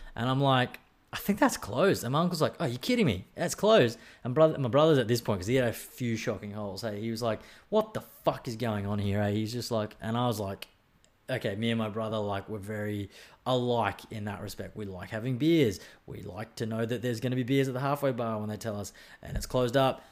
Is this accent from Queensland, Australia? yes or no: yes; Brisbane, Queensland, Australia; now in Sunshine Coast, Australia; I come from Brisbane